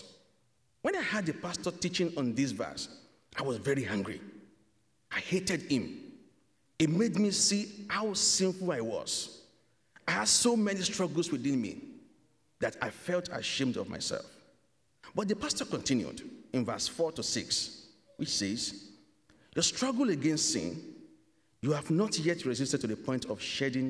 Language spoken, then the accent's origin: English; Nigeria; moved away as an adult; now in Canada; I am from Nigeria.